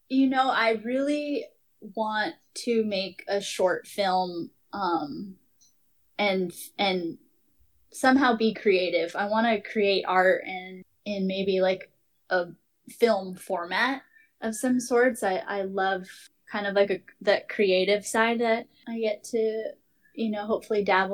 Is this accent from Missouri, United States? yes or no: no; Hawaii, United States; being Hawaiian